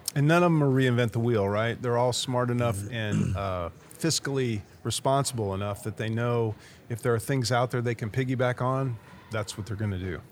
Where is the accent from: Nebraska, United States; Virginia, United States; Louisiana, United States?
Nebraska, United States; I'm the astronaut from Nebraska